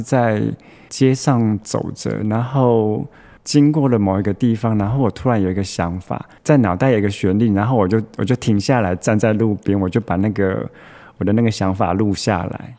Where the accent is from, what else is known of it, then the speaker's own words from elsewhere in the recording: Taichung, Taiwan; 我是台中的小孩，是。然后你知道我们台中人